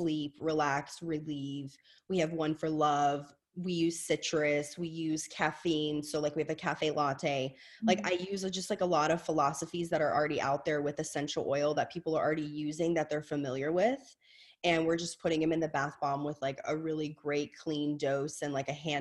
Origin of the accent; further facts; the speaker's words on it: Louisiana, United States; I'm from Louisiana. My mother's Southern.